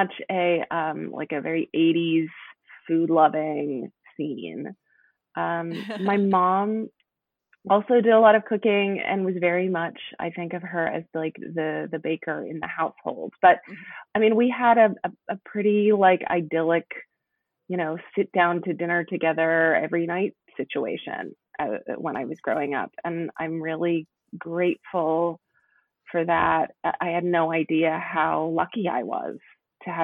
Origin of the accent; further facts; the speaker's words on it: Oklahoma City, Oklahoma, United States; now in Seattle, United States; I live in Seattle now, but I grew up in Oklahoma City, Oklahoma.